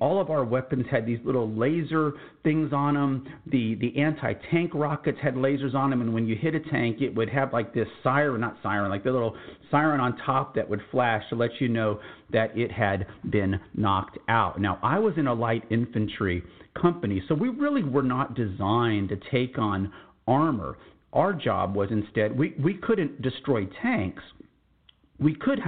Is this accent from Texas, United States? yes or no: yes; San Antonio, Texas, United States; I'm from San Antonio, Texas